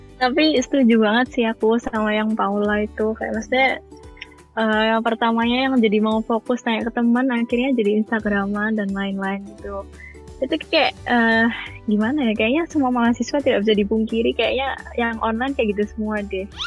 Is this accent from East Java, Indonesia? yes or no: yes; Surabaya, East Java, Indonesia; moved away; aku kan dari Surabaya